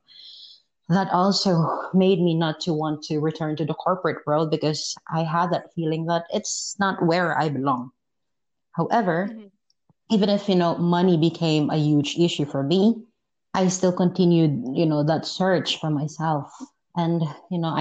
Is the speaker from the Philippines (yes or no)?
yes; Philippines; moved away as an adult; also born or lived in Malaysia; I am from the Philippines.